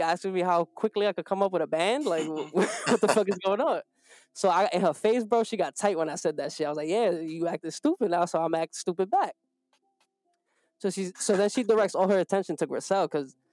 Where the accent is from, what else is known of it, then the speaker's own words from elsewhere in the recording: New York City, New York, United States; we're from New York. You know, we come from the Bronx.